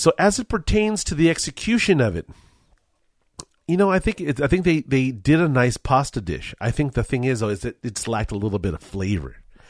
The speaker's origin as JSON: {"language": "English", "town": "Culver City", "region": "California", "country": "United States", "tie": "born or raised there", "said": "I grew up in Culver City, California"}